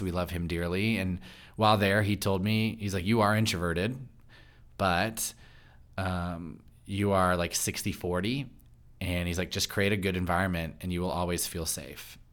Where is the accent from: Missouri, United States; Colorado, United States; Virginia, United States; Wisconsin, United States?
Virginia, United States; Loudoun County; now in Frederick, United States; I grew up in Loudoun County